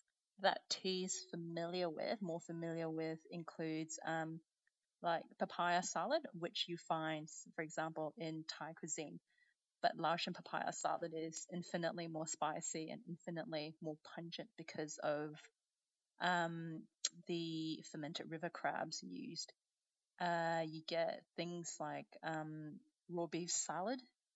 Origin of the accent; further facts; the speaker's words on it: Brunei; So I'm I'm Chinese heritage. I'm from Brunei, so a bit of a mishmash.